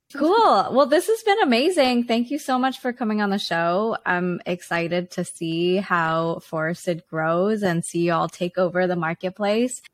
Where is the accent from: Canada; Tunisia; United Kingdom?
Canada; Vancouver, British Columbia; Vancouver, Canada, my hometown